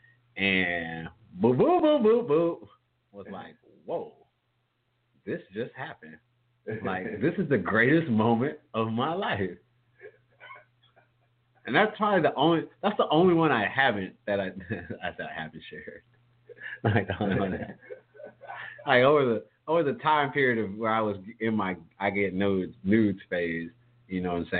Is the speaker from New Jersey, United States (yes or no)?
no; home town of Southern University, Louisiana, United States; which is based in my hometown